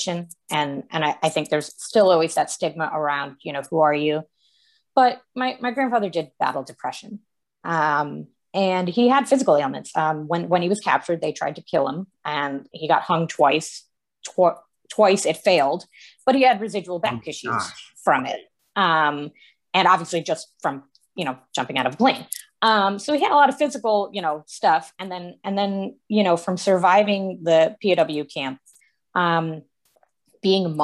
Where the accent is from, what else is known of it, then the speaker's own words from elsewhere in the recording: New England, United States; I'm from New England